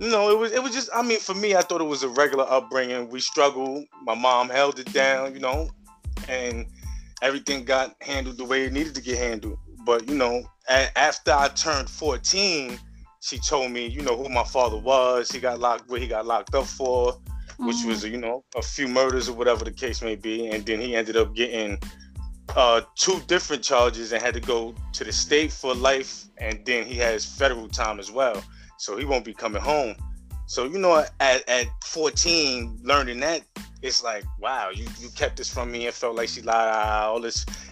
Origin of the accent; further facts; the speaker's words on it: New York City, New York, United States; I'm from the Bronx. Like I said, grew up, born and raised Soundview